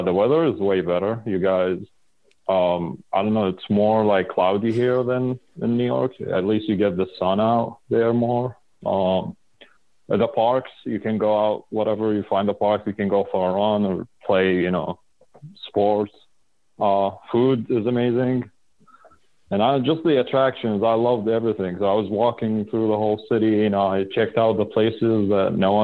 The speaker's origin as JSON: {"language": "English", "country": "Iraq", "moved": "as an adult", "lives_now": "Detroit, United States", "said": "I'm originally from Iraq"}